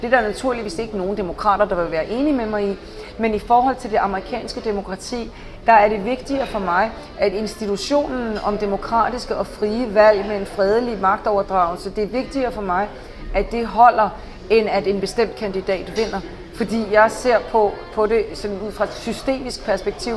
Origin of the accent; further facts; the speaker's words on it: Denmark; moved away as an adult; also born or lived in Paris, France; now in Washington, D.C., United States; selvom jeg er dansker